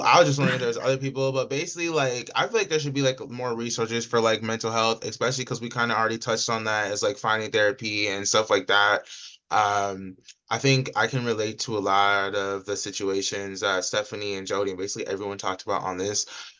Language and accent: English; Georgia, United States; it's in Georgia, so it's obviously really triggering to me because I'm from Georgia